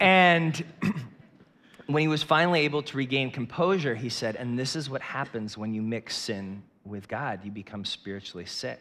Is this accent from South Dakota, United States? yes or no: no; Northeast Ohio, United States; I grew up in Northeast Ohio with two parents